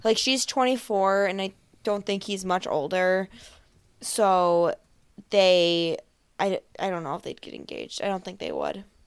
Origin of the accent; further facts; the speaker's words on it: Buffalo, New York, United States; I'm from Buffalo. That's why I talk like that.